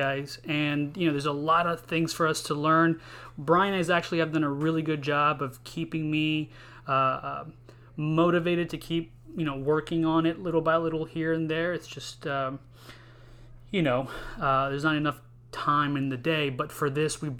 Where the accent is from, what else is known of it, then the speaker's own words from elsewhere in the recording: Houston, Texas, United States; I'm from Houston, Texas.